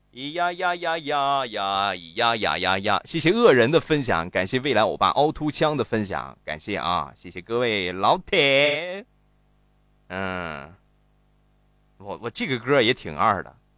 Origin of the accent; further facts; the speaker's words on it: Shandong, China; 我们山东方言的理解，就是山东话都是一个味儿，实际不是